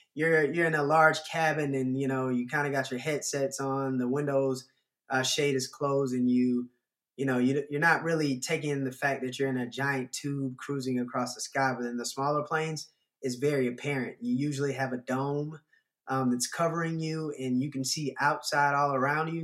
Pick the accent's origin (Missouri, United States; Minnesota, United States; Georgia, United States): Georgia, United States; Atlanta; growing up in Atlanta